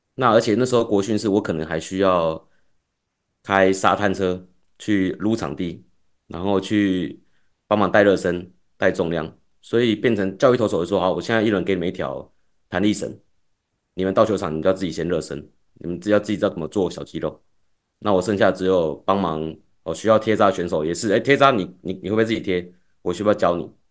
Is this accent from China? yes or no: no; Taipei, Taiwan; 因为我是台北人嘛